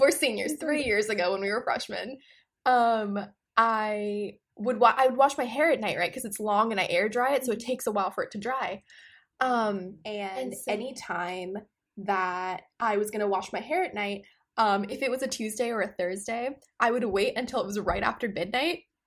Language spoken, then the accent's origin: English; Amritsar, Punjab, India; moved away; as someone who grew up in India